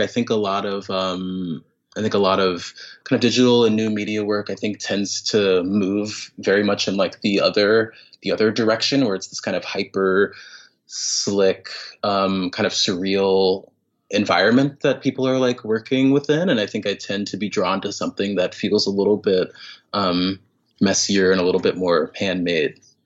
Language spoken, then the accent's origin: English; Raleigh, North Carolina, United States; now in New York City, United States; I grew up in North Carolina, um, in Raleigh, North Carolina